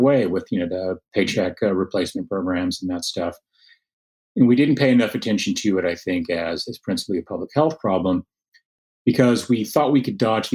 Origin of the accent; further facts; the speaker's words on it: Lubbock, Texas, United States; now is my hometown, Lubbock